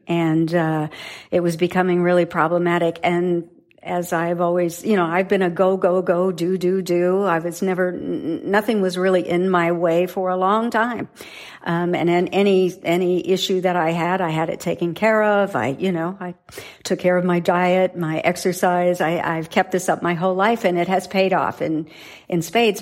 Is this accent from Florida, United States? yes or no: no; South Dakota, United States; growing up in South Dakota in farm country